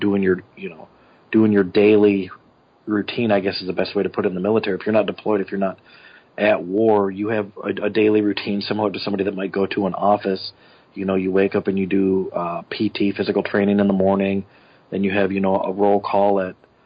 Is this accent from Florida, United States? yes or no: no; Flint, Michigan, United States; also born or lived in Montrose, Michigan; I'm originally from Flint, Michigan. Went to school there